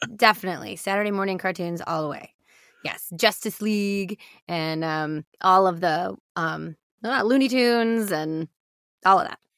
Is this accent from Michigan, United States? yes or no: yes; Michigan, United States; I grew up in Michigan